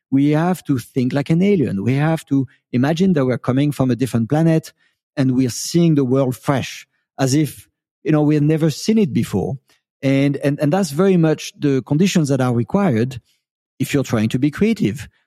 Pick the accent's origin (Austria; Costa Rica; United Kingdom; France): France; born there; I was I was born in France, but I quite never lived in France. I've been an immigrant all of my life, believe it, believe it or not.